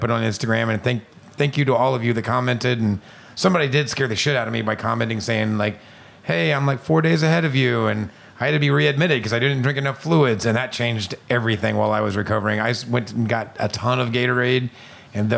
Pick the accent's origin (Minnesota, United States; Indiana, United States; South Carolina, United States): Indiana, United States; I'm from Indiana.